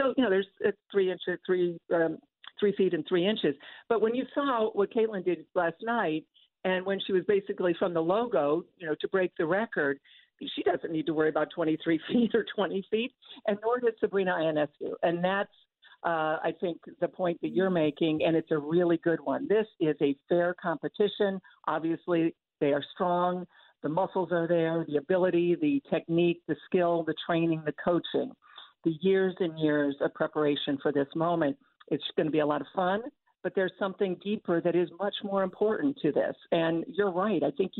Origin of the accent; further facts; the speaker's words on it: Toledo, Ohio, United States; which I remember well growing up in Toledo on my way to Northwestern.